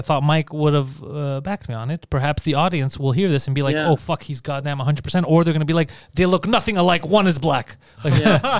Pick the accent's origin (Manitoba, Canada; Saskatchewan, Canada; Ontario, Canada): Ontario, Canada; Mississauga; He looks, he sees, like, Ontario, okay. Crikey, yeah, we're from Mississauga.